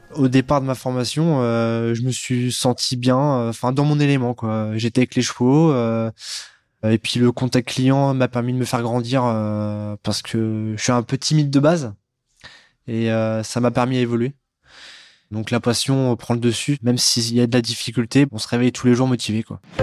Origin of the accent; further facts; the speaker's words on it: Neuilly-sous-Clermont, Hauts-de-France, France; je viens de Neuilly sous Clermont dans l'Oise